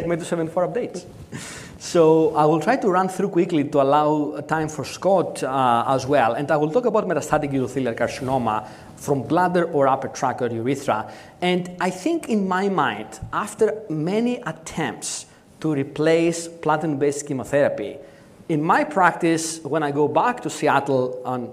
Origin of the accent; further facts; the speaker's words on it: Athens, Attica, Greece; I'm from Athens